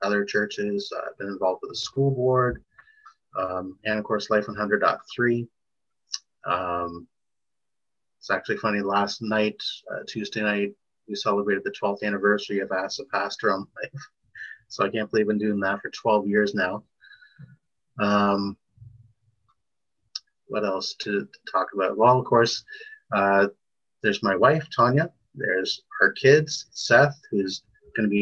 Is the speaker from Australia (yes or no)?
no; Toronto, Ontario, Canada; Born and raised in Toronto